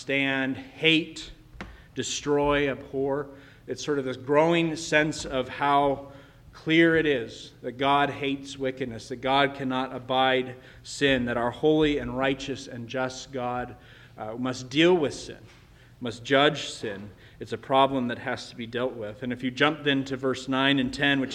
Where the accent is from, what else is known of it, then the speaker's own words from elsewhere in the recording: United States; as American Christians